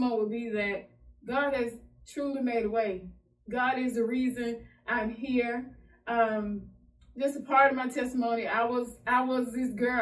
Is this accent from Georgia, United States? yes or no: yes; Vienna, Georgia, United States; also born or lived in Fort Valley, Georgia; I'm from Vienna, Georgia. Small town, country girl. I grew up in the country